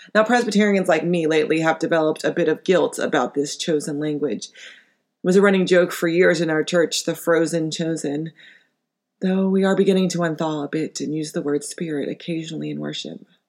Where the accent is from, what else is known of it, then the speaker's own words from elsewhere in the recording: United States; as an American